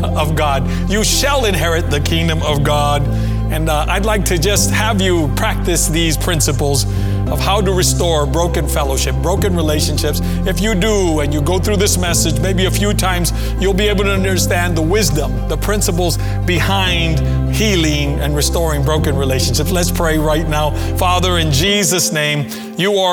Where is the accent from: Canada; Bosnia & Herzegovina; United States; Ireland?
United States; McFarland; the church that we grew up in McFarland